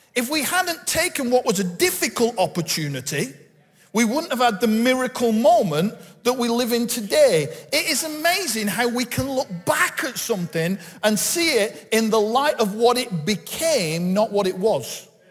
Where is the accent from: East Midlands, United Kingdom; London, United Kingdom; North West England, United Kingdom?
North West England, United Kingdom; Bolton; I'm from Bolton. I was born just up the road in the hospital in Bolton